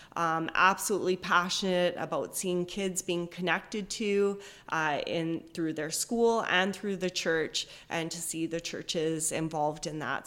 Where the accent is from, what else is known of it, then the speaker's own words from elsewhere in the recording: Edmonton, Alberta, Canada; now in Chilliwack, Canada; I grew up in Edmonton